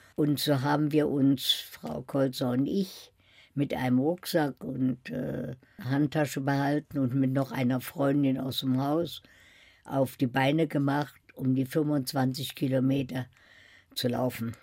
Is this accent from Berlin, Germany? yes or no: yes; Berlin, Germany; moved away as an adult; now in Paris, France; Ich habe niemals verleugnet, dass ich aus Berlin komme